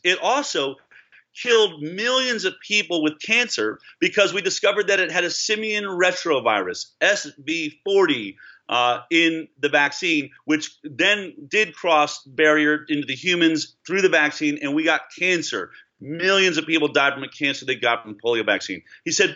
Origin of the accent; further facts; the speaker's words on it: Boulder, Colorado, United States; I grew up in Boulder, Colorado